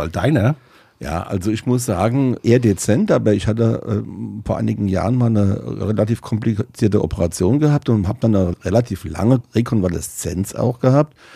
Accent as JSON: {"language": "German", "area": "Rhenish Hesse", "region": "Rhineland-Palatinate", "country": "Germany", "also_born_or_lived": "Hanover", "said": "bei uns in Rheinhessen"}